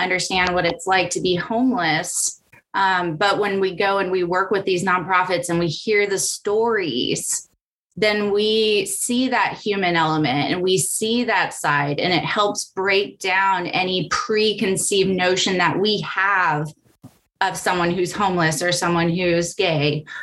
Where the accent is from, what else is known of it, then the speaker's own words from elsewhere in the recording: California, United States; I grew up in California that was more forward thinking